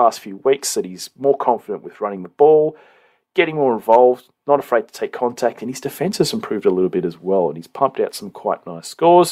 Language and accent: English; New South Wales, Australia; us New South Welshmen